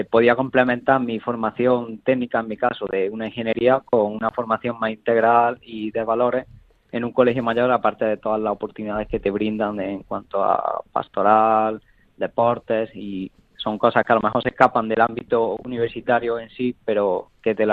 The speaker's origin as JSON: {"language": "Spanish", "region": "Andalusia", "country": "Spain", "said": "Yo soy más del sur, no soy gallego."}